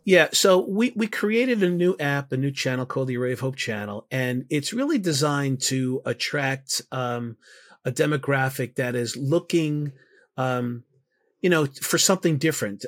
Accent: New York City, New York, United States; I'm from New York

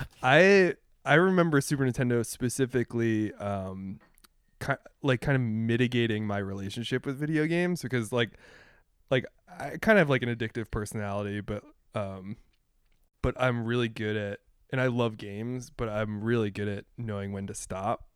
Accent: Pennsylvania, United States; I grew up in Pennsylvania

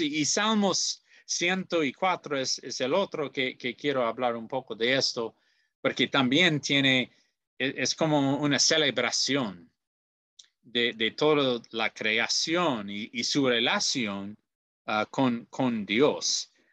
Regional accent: Goshen, Indiana, United States; soy de Goshen, Indiana, en los Estados Unidos

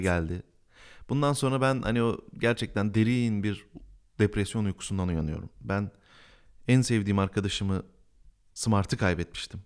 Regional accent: Bingöl Province, Turkey; ben Bingöl'de doğdum

